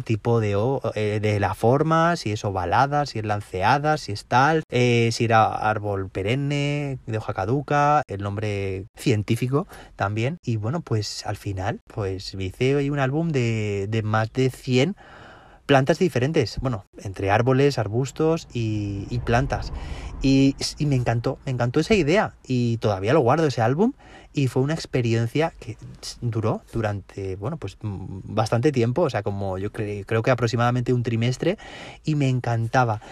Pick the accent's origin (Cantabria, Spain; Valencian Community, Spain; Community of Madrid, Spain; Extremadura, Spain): Valencian Community, Spain; Aquí, de donde yo soy, donde yo trabajo, en la comunidad valenciana